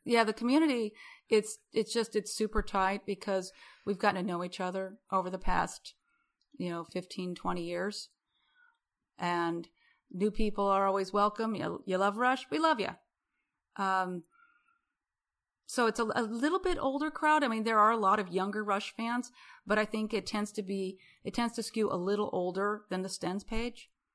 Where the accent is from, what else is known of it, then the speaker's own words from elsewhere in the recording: Rapid City, South Dakota, United States; now in Houston, United States; I'm from Rapid City.